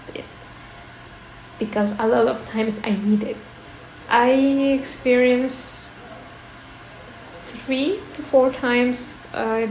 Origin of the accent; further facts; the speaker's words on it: Lima, Peru; moved away as an adult; also born or lived in Spain / Belgium; now in Germany; I was born in Lima, in Peru. But I left Lima when I was 18 years old.